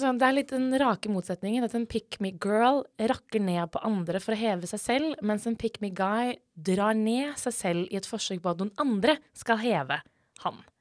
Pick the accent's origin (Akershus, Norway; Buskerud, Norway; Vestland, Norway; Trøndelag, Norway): Akershus, Norway; Asker; now in Bergen, Norway; jeg er fra Asker